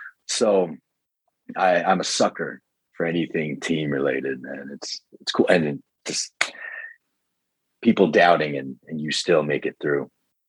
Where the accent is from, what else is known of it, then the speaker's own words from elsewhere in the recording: Scarborough, Ontario, Canada; I guess growing up in Scarborough, you didn't really see that sort of segregation.